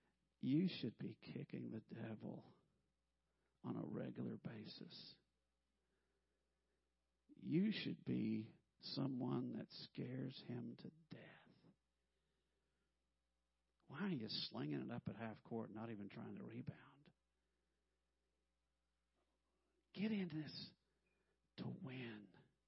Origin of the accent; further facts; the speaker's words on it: Arkansas, United States; moved away as an adult; now in Missouri, United States; My wife and I grew up in Arkansas. We moved to Missouri, and we've spent more than half of our life in Missouri now.